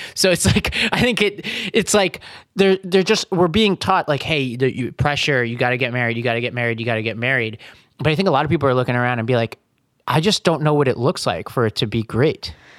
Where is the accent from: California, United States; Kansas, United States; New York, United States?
New York, United States; New York City; moved away; I grew up in Staten Island